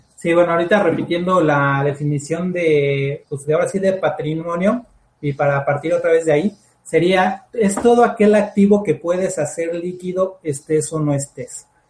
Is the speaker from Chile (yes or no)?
no; Mexico; Lo que necesitamos como todos mexicanos